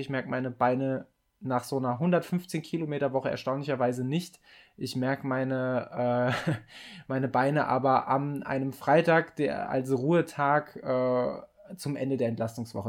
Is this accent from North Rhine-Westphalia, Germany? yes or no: yes; Mettmann, North Rhine-Westphalia, Germany; moved away; also born or lived in Giessen; in meine Heimat, na, äh, nach meiner Heimatstadt Mettmann